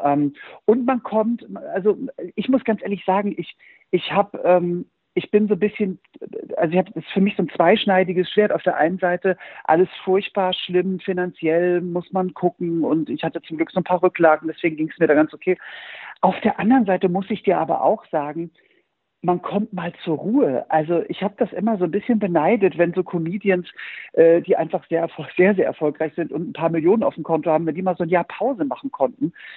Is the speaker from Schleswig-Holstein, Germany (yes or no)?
yes; Norderstedt, Schleswig-Holstein, Germany; bei uns in Norderstedt bei Hamburg